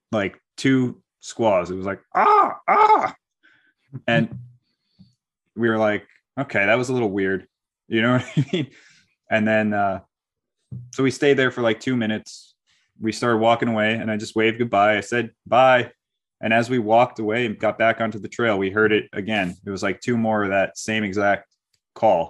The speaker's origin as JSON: {"language": "English", "area": "Hudson Valley", "region": "New York", "country": "United States", "tie": "born or raised there", "said": "I'm from the Hudson Valley area, so I've grown up here"}